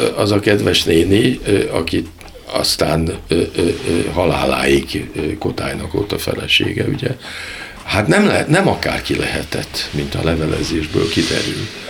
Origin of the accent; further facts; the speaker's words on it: Hungary; magyarok vagyunk